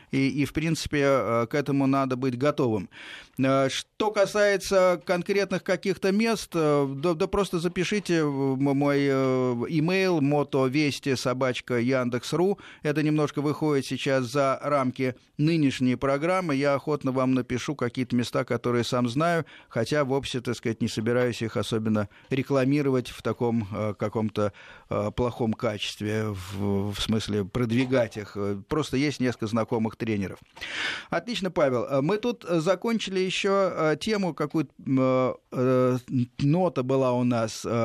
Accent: Moscow Oblast, Russia; э, с Московской области.

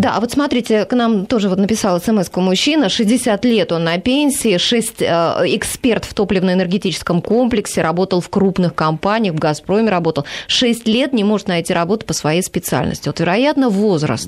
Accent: Voronezh, Voronezh Oblast, Russia; now in Moscow, Russia; я, например, из Воронежа

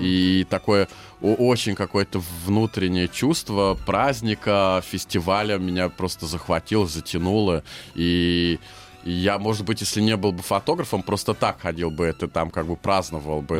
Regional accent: Hungary; first language Hungarian; Russian is a second language; also born or lived in Leningrad, Russia; в детстве меня увезли в Венгрию, и я там вырос

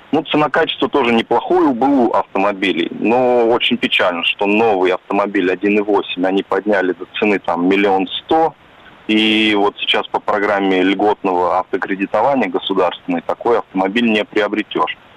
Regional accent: Moscow, Russia; Я сам из Москвы, но вот ездил несколько раз в Петербург.

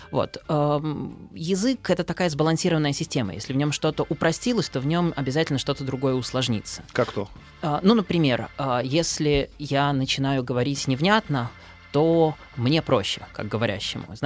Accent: Kaliningrad, Kaliningrad Oblast, Russia; там я из Калининграда могу приехать на Дальний Восток и спокойно говорить так, как я говорю дома.

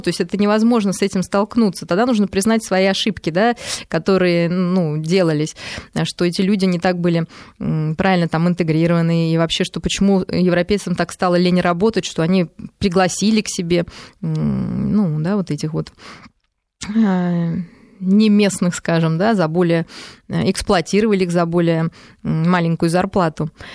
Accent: Moscow, Russia; мы даже, ну, москвичи, россияне

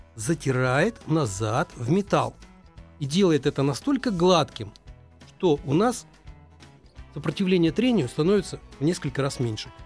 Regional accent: Moscow, Russia; мы, москвичи

